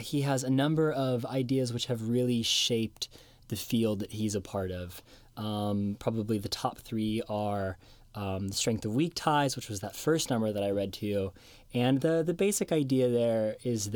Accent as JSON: {"language": "English", "town": "Seattle", "region": "Washington", "country": "United States", "tie": "born or raised there", "said": "my hometown of Seattle"}